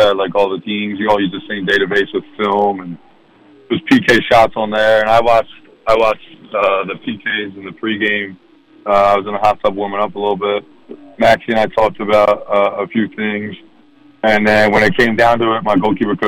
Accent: Philadelphia, Pennsylvania, United States; I'm from Philadelphia too

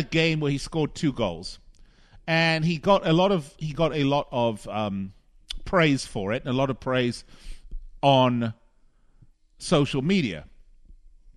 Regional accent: Las Vegas, Nevada, United States; here in my hometown of Las Vegas

